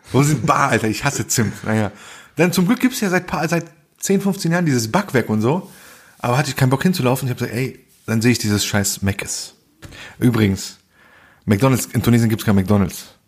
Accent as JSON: {"language": "German", "town": "Bonn", "region": "North Rhine-Westphalia", "country": "Germany", "said": "Ich so, Bonn"}